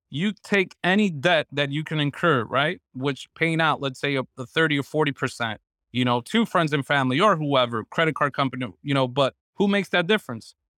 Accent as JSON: {"language": "English", "town": "New York City", "region": "New York", "country": "United States", "said": "I'm a New Yorker"}